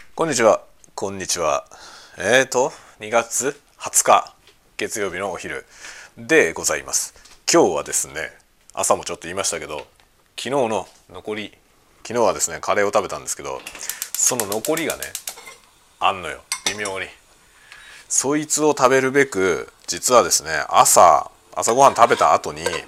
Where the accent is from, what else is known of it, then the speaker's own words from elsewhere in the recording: Yokohama, Kanagawa, Japan; moved away as an adult; also born or lived in Tokyo; now in Hokkaido, Japan; 僕は生まれが東京でさ、ずっと神奈川に住んでたから、まあ、方言といえば浜辺？横浜